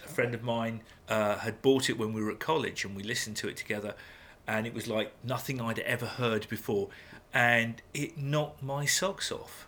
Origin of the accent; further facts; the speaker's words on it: England, United Kingdom; we English